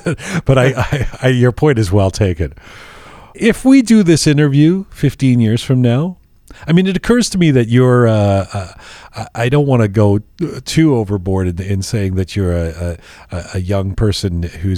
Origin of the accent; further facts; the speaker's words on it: London, United Kingdom; also born or lived in Canada; you grew up in Iran, I grew up in London and then in Canada, but we have this common connective tissue.